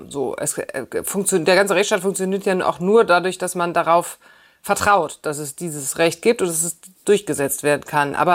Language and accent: German; Germany